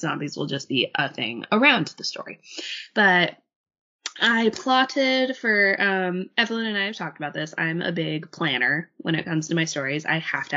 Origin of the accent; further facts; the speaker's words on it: Utah, United States; moved away; I grew up in Utah